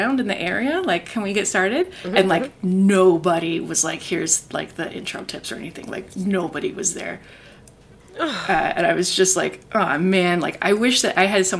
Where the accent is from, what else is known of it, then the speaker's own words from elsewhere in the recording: United States; first language English; moved away as an adult; now in Canada; I am American. I am an immigrant to Canada